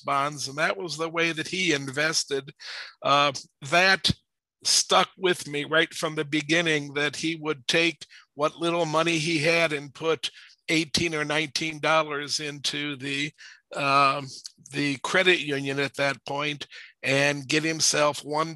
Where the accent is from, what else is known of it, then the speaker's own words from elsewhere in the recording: Warrensville Heights, Ohio, United States; I was raised in Warrensville Heights, Ohio, which is a suburb of Cleveland, Ohio.